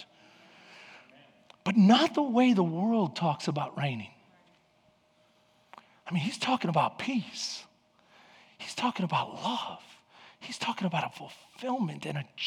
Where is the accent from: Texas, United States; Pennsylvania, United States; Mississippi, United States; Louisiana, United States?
Texas, United States; Houston; I grew up in East Houston